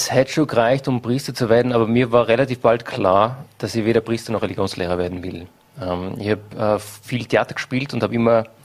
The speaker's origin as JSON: {"language": "German", "town": "Hall in Tirol", "region": "Tyrol", "country": "Austria", "tie": "born there", "said": "ich bin in Hall in Tirol geboren."}